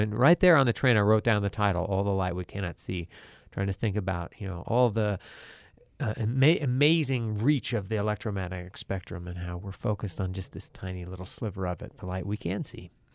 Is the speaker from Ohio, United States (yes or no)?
yes; Ohio, United States; moved away as an adult; also born or lived in Maine; now in Boise, United States; I grew up in Ohio